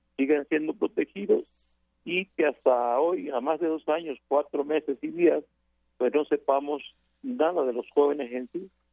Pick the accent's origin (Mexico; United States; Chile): Mexico; nosotros también somos mexicanos